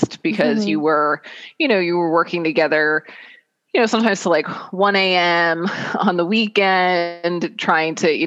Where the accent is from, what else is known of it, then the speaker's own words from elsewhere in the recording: Lehigh Valley, Pennsylvania, United States; moved away as an adult; I'm a Lehigh Valley native. Born and raised in the Lehigh Valley.